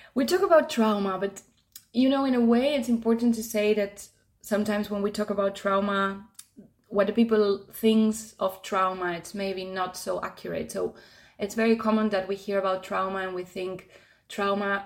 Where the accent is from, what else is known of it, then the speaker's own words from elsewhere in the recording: Argentina; now in Tenerife, Spain; I'm originally from Argentina. I've been living in Tenerife now for about six years